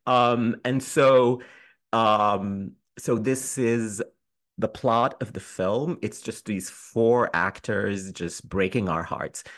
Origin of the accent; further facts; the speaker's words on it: Sudan; also born or lived in United Kingdom; now in New York, United States; I'm from Sudan